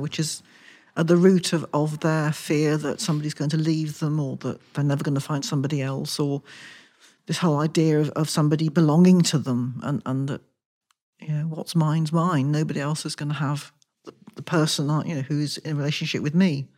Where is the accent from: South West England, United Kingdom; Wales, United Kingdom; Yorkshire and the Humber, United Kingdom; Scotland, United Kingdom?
South West England, United Kingdom; Wilton; moved away as an adult; also born or lived in London; I grew up in Wilson, just outside Salisbury